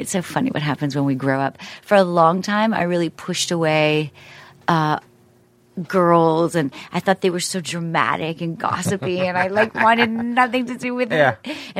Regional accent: Toronto, Ontario, Canada; also born or lived in Montreal; No, because I grew up in Toronto.

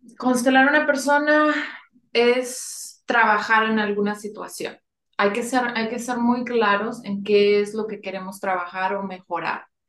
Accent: Monterrey, Nuevo León, Mexico; moved away as an adult; now in San Antonio, United States; Yo nací en Monterrey y actualmente vivo en San Antonio, Texas. Ya tengo más de 20 años viviendo aquí.

